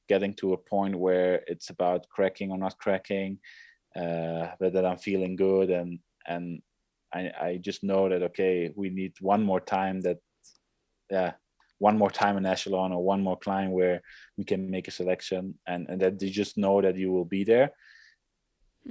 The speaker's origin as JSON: {"language": "English", "town": "Leuven", "region": "Flanders", "country": "Belgium", "tie": "born or raised there", "said": "150 meters from where I grew up, uh, from my parents' wow. house"}